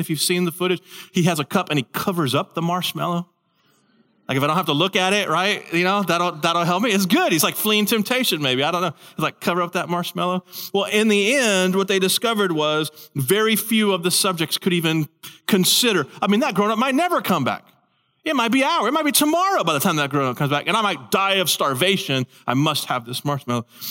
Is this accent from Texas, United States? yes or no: yes; Houston, Texas, United States; moved away; I'm from Houston. I don't live in Houston.